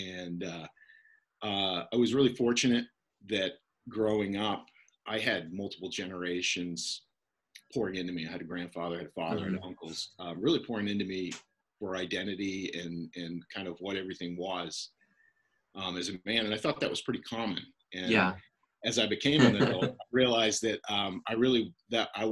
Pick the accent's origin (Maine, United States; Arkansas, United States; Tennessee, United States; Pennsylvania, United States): Maine, United States; Northern; accent: Canadian; moved away; So I'm from Northern Maine. You're going to hear a Canadian accent in my outside a little bit. I grew up 30 minutes from Canada